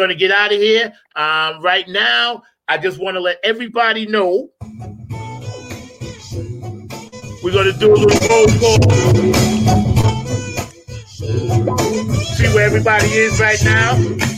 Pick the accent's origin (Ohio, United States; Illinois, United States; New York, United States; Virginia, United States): New York, United States; New York City; my hometown, New York City